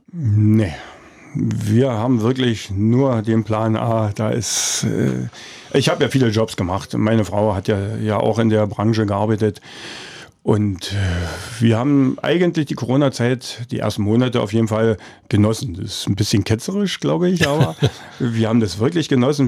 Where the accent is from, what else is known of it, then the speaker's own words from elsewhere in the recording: Forst, Brandenburg, Germany; ich bin in Forst geboren